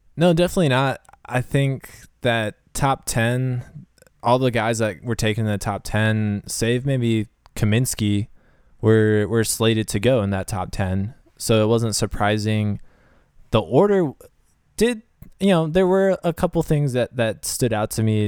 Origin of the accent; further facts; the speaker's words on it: United States; also born or lived in Shaker Heights, Ohio; now in Nashville, United States; as an American